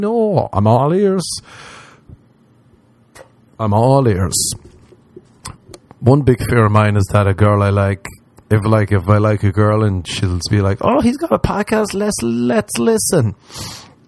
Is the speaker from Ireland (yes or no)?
yes; Ireland; moved away; I'm from Ireland